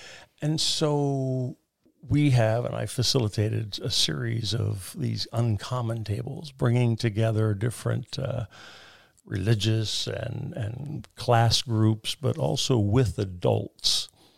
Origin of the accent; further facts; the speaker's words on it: United States; As an American, as a proud American.